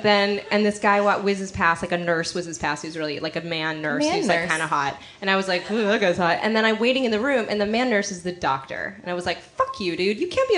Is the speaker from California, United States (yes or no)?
yes; San Francisco, California, United States; I grew up in San Francisco